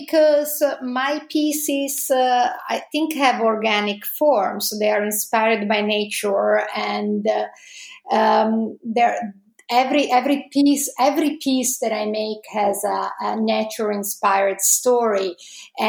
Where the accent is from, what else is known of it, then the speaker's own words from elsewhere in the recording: Italy; accent: Italian; English is a second language; moved away as an adult; also born or lived in Padua, Italy / Los Angeles, United States; As you can probably guess from my accent, I'm Italian.